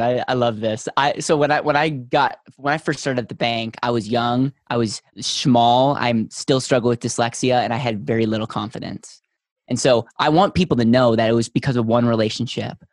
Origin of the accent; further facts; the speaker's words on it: Wisconsin, United States; now in Denver, United States; I was originally from Wisconsin